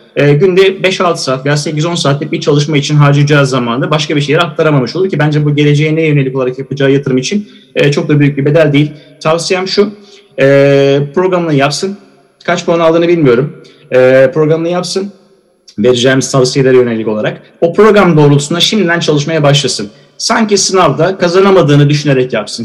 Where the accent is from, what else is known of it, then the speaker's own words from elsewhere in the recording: Eskişehir, Turkey; Eskişehir Osman Gaziantep Fakültesi mezunuyum. Eskişehirliyim